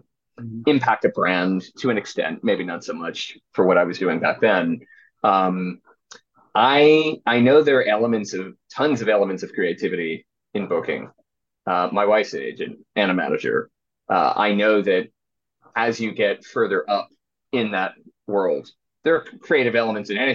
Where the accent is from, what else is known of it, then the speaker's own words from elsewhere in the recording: Philadelphia, Pennsylvania, United States; I was at Temple University, so I'm from Philadelphia.